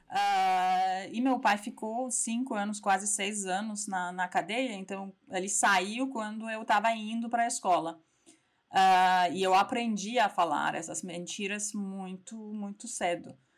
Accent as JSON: {"language": "Portuguese", "country": "Iran", "also_born_or_lived": "Tehran / Strasbourg, France", "second_language": "Portuguese", "moved": "as an adult", "lives_now": "São Paulo, Brazil", "said": "sou iraniana"}